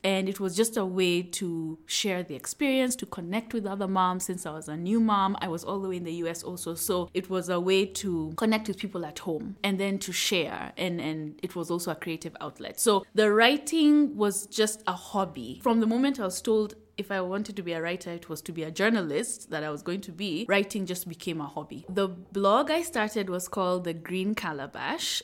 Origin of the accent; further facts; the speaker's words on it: Nairobi, Kenya; I'm from Nairobi, Kenya. So I grew up in a neighborhood in Upper Hill